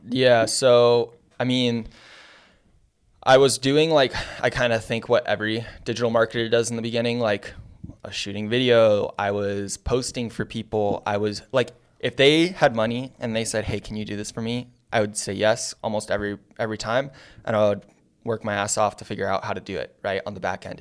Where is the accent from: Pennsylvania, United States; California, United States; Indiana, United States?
California, United States; San Diego; also born or lived in Santa Monica; I'm originally from San Diego.